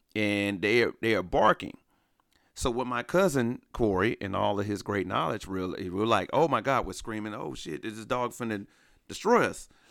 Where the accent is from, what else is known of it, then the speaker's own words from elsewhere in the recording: Alabama, United States; moved away; growing up in Alabama